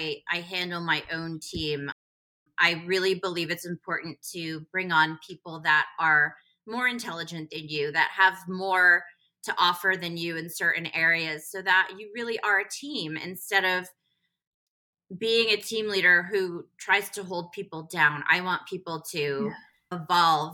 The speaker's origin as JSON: {"language": "English", "region": "Connecticut", "country": "United States", "tie": "born or raised there", "also_born_or_lived": "Manhattan, New York / Westhampton Beach, New York", "moved": "yes", "lives_now": "New York City, United States", "said": "we moved to West Hampton Beach and then Connecticut for my dad's job. And I was raised in Connecticut"}